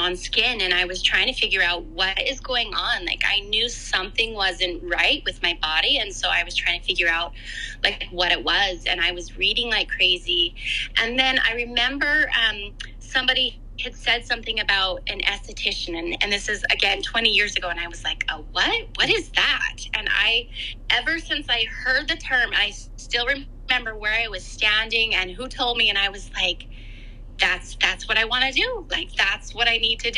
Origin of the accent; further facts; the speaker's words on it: Canada; moved away; I'm from Canada. I grew up on a farm in Canada, and I currently live again in Canada. I've kind of moved around a bit